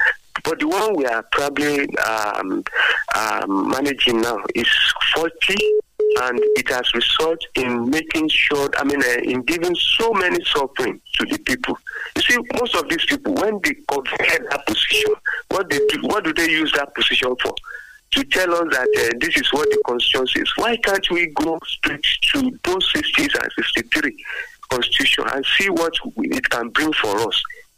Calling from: Abeokuta, Ogun State, Nigeria; from Abeokuta.

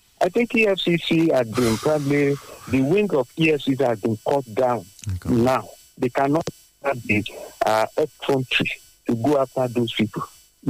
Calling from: Abeokuta, Ogun State, Nigeria; I'm … calling from Adokuta.

